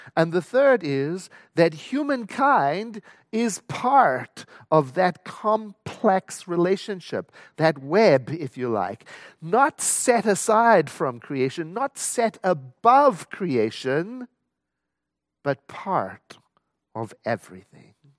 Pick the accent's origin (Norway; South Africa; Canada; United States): South Africa; I was born and raised in South Africa